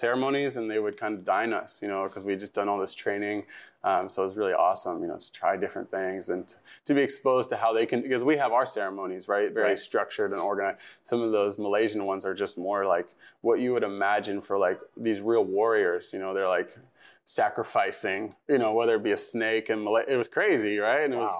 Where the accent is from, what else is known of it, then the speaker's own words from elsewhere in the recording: Pacific Northwest, United States; I grew up in the Pacific Northwest, you know, small town roots